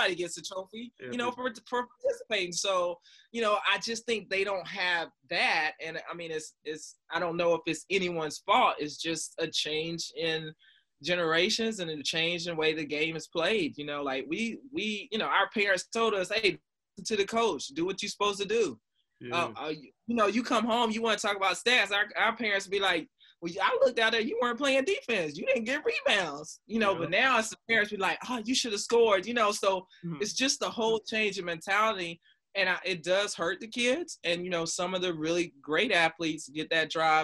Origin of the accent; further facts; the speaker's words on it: North Carolina, United States; I'm from North Carolina.